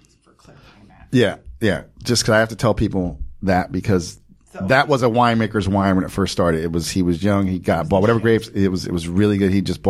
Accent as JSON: {"language": "English", "region": "New Jersey", "country": "United States", "said": "I'm from Jersey"}